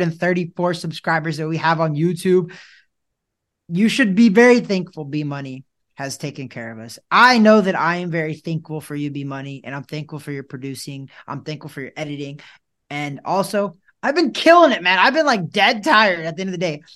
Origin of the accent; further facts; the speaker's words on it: Missouri, United States; moved away; my hometown. It's in Missouri